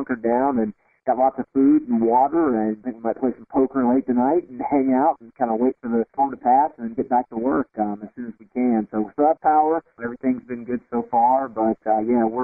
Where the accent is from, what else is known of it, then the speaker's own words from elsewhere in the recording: South Carolina, United States; moved away as an adult; now in Wilmington, United States; I'm from South Carolina originally, and we've been in Wilmington now for 5 years